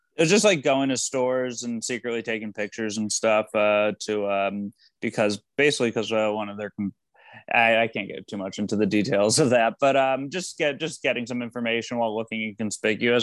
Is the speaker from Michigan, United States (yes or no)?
yes; Michigan, United States; I grew up in Michigan